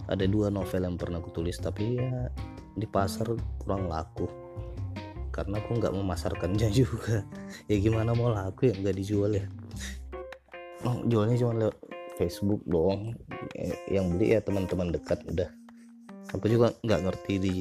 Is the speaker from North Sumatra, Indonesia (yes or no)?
yes; North Sumatra, Indonesia; first language Batak; Indonesian is a second language; dialek dialekku dalam ngomong itu itu lebih ke bahasa Indonesia baku dan bahasa asliku bahasa orang Batak ya kurang nyaman mungkin di telinga pendengar